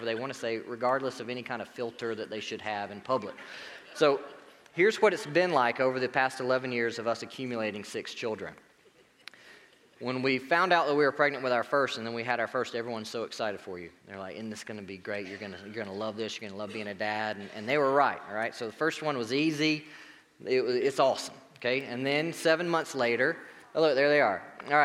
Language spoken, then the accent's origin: English; Marietta, United States; moved away; I grew up in Marietta. Go Blue Devils.